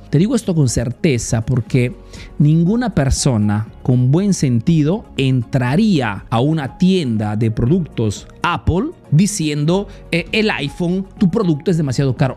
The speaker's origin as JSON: {"language": "Spanish", "country": "Peru", "moved": "yes", "lives_now": "Italy"}